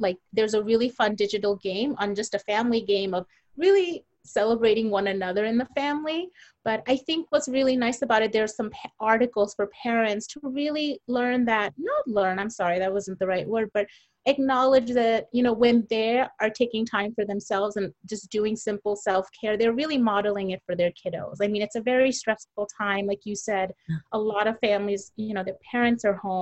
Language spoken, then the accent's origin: English; Bangladesh; I'm from Bangladesh